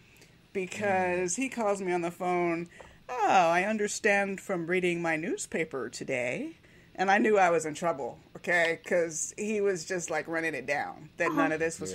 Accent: Miami, Florida, United States; I grew up in Miami

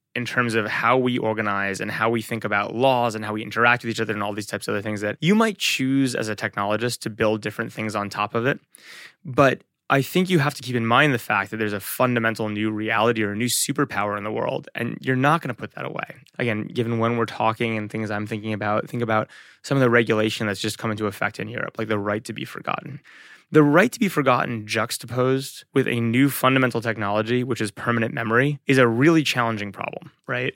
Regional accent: Englewood, New Jersey, United States; moved away as an adult; also born or lived in London, England / Boston / Manhattan; now in Bay Area, United States; I grew up in Englewood, New Jersey.

